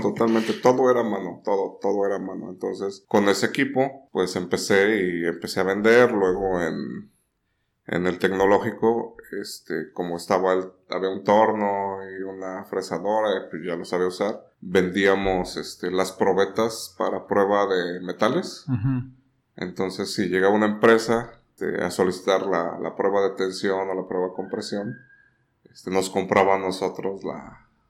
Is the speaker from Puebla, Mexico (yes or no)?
yes; Puebla, Mexico; moved away as an adult; now in Tijuana, Mexico; soy originalmente de Puebla, pero tijuanense de corazón. Este, llegué hace 24 años. este, recién salido la, de la carrera.